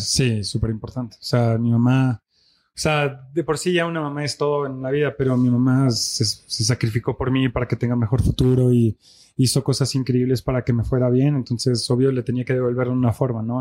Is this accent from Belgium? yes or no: yes; Belgium; first language French; Spanish is a second language; moved away as an adult; now in Mexico City, Mexico; Mi mamá es mexicana, nací en Bélgica, me crié allá